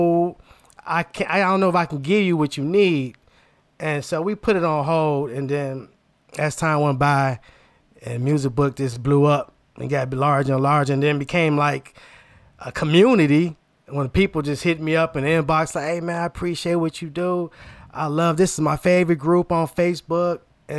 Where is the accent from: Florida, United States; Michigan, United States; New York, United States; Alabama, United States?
Michigan, United States; Inkster; I came from Inkster, just all black